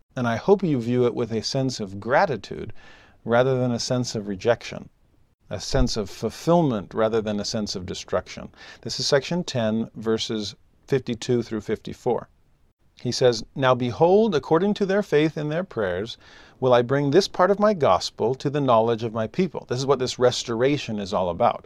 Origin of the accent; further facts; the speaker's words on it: Southern California, United States; also born or lived in the South; now in Utah, United States; I'm a Southern Californian.